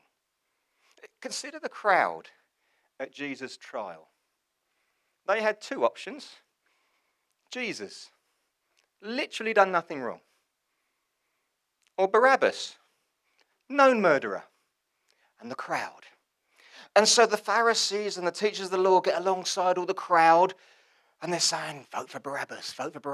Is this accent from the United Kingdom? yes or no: yes; England, United Kingdom; I'm English, it's a community, I belong to something